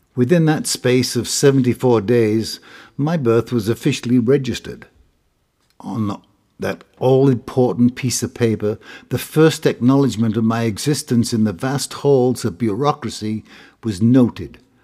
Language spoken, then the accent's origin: English; Hull, Yorkshire and the Humber, United Kingdom; a room at fifth-forty, rather, Middleton Street in Hull, East Yorkshire